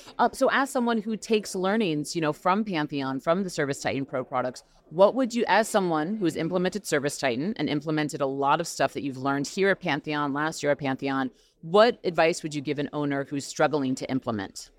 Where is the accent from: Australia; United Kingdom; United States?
United States; New York; now in Los Angeles, United States; I'm from New York originally